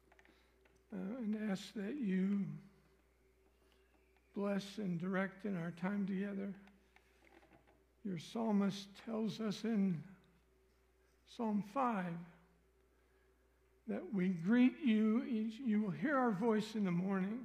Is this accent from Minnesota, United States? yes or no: no; Missouri, United States; I'm from Missouri